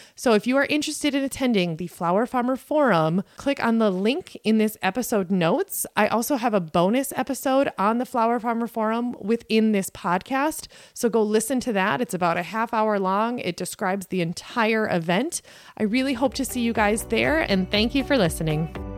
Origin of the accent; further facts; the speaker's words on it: southwest Minnesota, United States; now in St. Joseph, United States; I grew up on a farm in southwest Minnesota